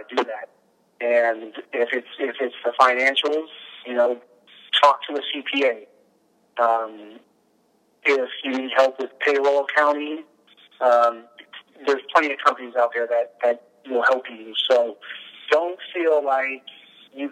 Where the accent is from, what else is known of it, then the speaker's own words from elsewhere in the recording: South San Francisco, California, United States; I've lived here my whole life. I'm actually from South San Francisco